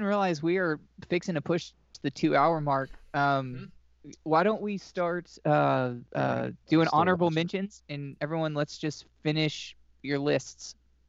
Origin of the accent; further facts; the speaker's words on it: Nashville, Tennessee, United States; I grew up in Nashville, in the 90s